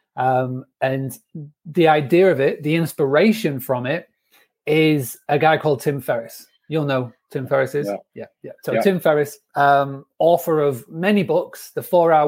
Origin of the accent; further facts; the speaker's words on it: Scarborough, Yorkshire and the Humber, United Kingdom; moved away as an adult; also born or lived in United States; When I was growing up in Scarborough